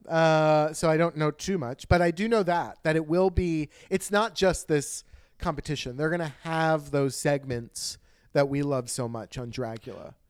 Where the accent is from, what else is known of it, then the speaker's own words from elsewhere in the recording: United States; I'm American